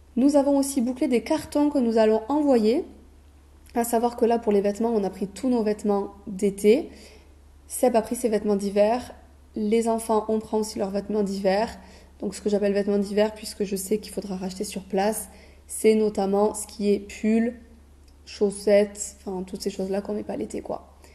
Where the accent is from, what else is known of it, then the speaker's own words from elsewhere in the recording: France; on est français